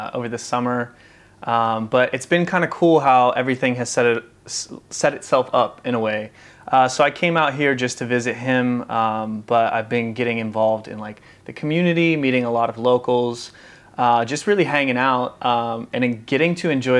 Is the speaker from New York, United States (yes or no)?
no; Maryland, United States; I grew up in Maryland.